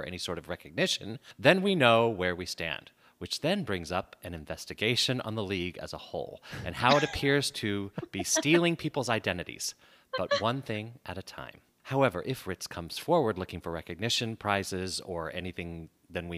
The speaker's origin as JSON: {"language": "English", "town": "Boise", "region": "Idaho", "country": "United States", "tie": "born or raised there", "also_born_or_lived": "Weiser, Idaho / Phoenix, Arizona", "moved": "as an adult", "said": "Originally, I'm from Idaho"}